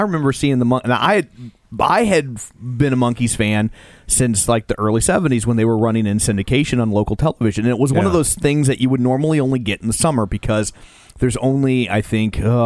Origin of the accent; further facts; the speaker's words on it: St. Louis, Missouri, United States; We're from St. Louis. We're doing this in St. Louis.